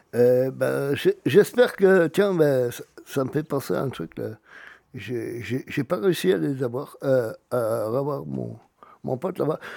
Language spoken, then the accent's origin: French; Auvergne-Rhône-Alpes, France; chez nous, en Auvergne